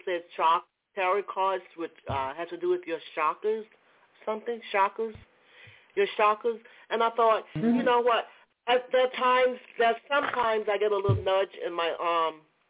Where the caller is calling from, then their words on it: Georgia, United States; I'm calling from Georgia.